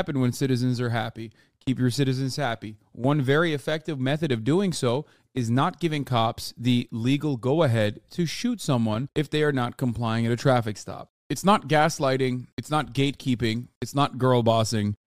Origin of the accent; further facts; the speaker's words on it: United States; I'm simply an American